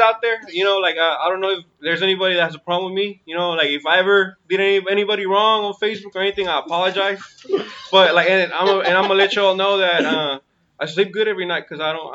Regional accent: Sacramento, California, United States; also born or lived in 530 area code, Northern California; I'm originally from Sacramento

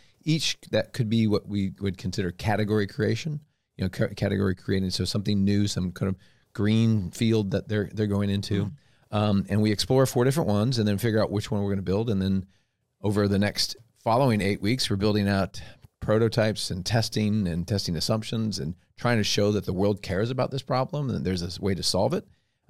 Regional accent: Omaha, Nebraska, United States; also born or lived in Lincoln / Atlanta / Boston / Indiana; I was born in Lincoln, raised in Omaha, and then I went away for about 20 years. Went to Atlanta, went to Boston, went to Indiana, and came back here.

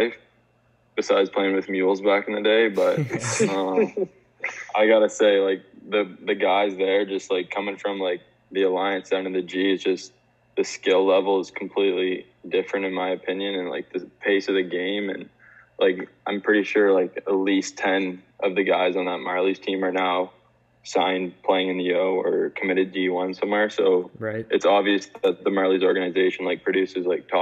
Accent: Cambridge, Ontario, Canada; I wanted to come back to Cambridge, like my hometown

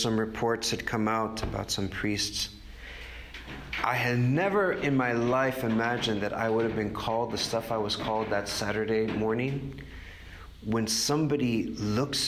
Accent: Texas, United States; now in New York, United States; I grew up in Texas

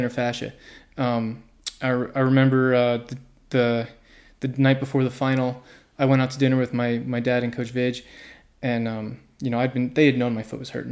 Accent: Manalapan, New Jersey, United States; I grew up in New Jersey, in Manalapan, New Jersey, about an hour south of New York City

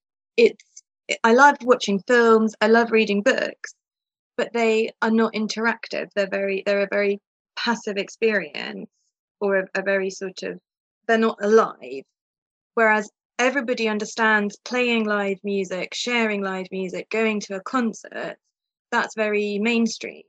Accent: England, United Kingdom; also born or lived in Moscow, Russia; now in Austria; I grew up in England, but I live in Austria now

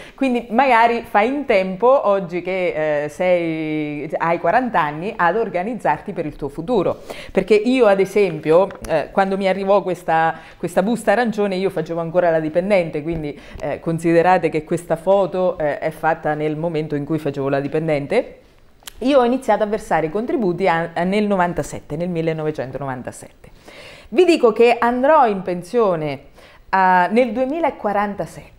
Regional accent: Tolentino, Marche, Italy; dal mio paese, da Tolentino, in provincia di Macerata

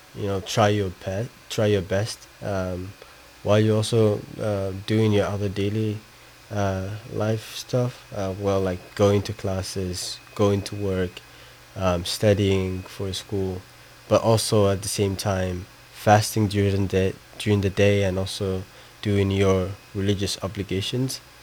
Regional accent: Somaliland, Somalia; now in United States; I'm from Somaliland.

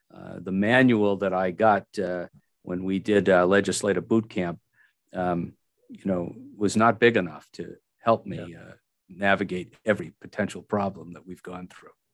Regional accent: Milford, Massachusetts, United States; now in Franklin, United States; I grew up in Milford, Massachusetts

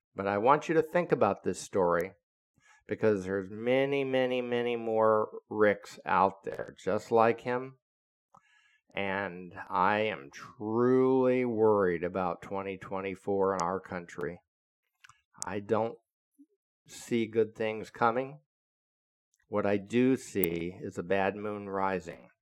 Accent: Florida, United States; when I was growing up as a kid in Florida, and I'm born and raised in Florida

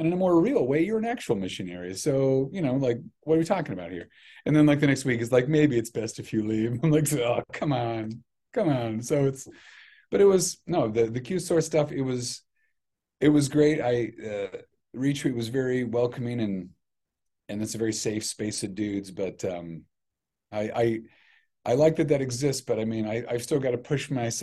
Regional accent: Grand Island, Nebraska, United States; moved away; I grew up in Grand Island

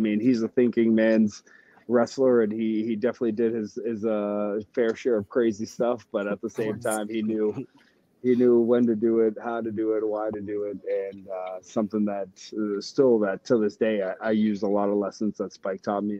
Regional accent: Northeast, United States; I grew up in the Northeast, so I'd seen ECW.

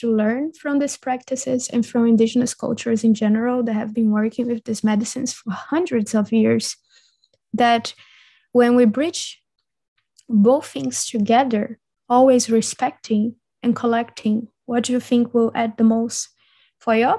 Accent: Brazil; now in Europe; when I grew up in Brazil

